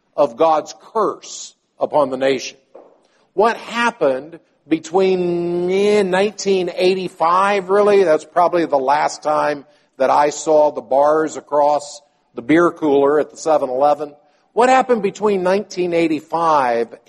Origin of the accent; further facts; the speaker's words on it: the South, United States; growing up in the South